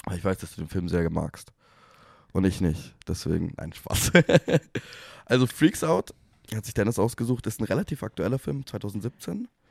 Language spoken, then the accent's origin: German; Germany; Wir sind Deutsche